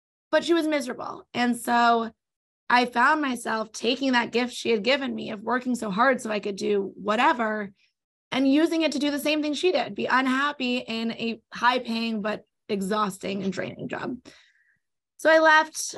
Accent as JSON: {"language": "English", "town": "Los Angeles", "region": "California", "country": "United States", "tie": "born or raised there", "also_born_or_lived": "New York", "said": "raised in L.A., now back in L.A., raised mostly on the West Side, grew up in Mar Vista."}